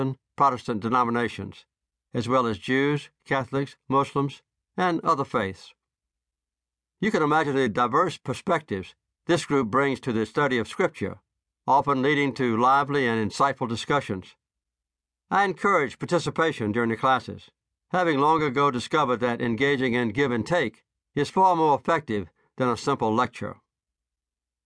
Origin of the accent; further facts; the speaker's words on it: Plains, Georgia, United States; also born or lived in Annapolis; When I came home from the Navy, then I started teaching the junior 9 to 12-year-old in the Plains Baptist Church right down the street